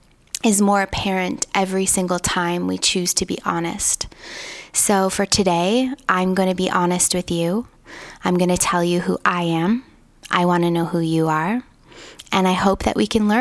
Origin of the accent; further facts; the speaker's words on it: Toronto, Ontario, Canada; I was raised in Toronto